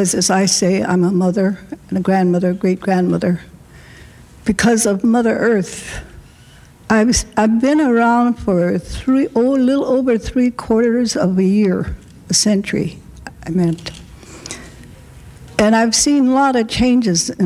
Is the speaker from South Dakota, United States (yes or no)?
yes; Rosebud Reservation, South Dakota, United States; our reserve where I am from the Rosebud Reservation